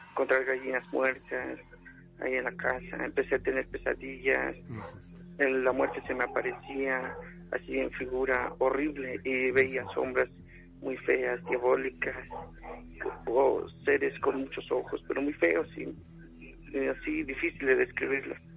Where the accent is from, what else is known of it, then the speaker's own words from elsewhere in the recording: Puebla, Mexico; now in Mexico City, Mexico; de Puebla y fue en mi pueblo, el municipio de en Cerdán, Puebla. Entonces ya cuando me vine aquí en la ciudad